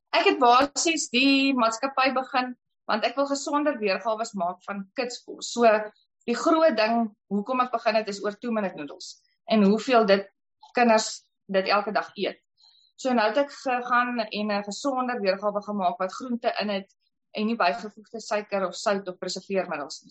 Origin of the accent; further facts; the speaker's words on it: Paarl, Western Cape, South Africa; now in Kuruman, South Africa; ek kom van die Parel af